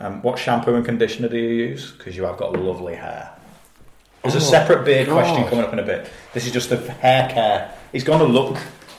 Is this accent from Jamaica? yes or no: no; England, United Kingdom; Because I'm from the Midlands as well.